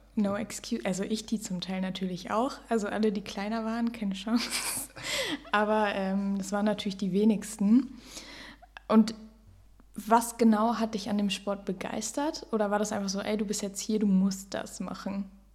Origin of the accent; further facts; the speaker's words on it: near Osnabrück, Lower Saxony, Germany; ich komme auch aus der Nähe von Osnabrück